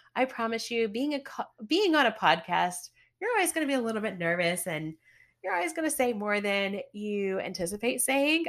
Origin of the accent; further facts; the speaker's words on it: the South, United States; I'm from the South